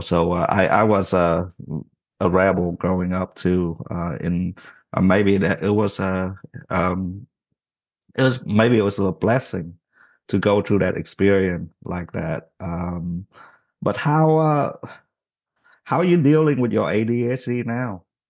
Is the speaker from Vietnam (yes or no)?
yes; Vietnam; moved away; growing up in Vietnam, I was always in trouble